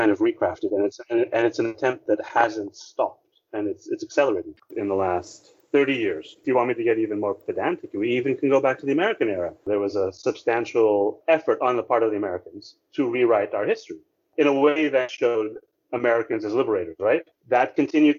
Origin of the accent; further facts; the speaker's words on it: Philippines; our identity as a Filipino, our identity as a nation